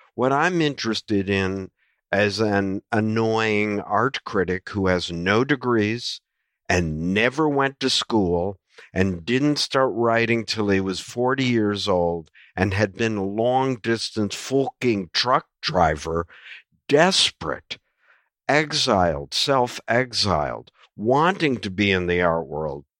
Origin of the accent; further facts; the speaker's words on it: United States; an American who grew up watching only baseball and the N F L